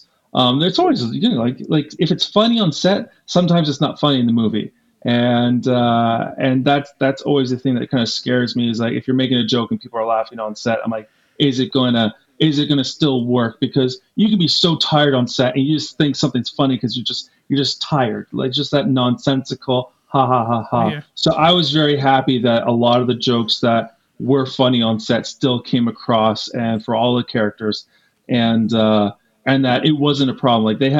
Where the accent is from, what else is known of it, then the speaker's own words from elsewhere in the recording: East Coast, United States; I'm from the East Coast. I lost 2 summers of my life because of Jaws.